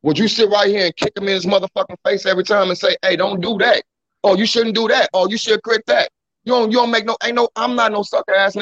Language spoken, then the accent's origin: English; Chicago, Illinois, United States; moved away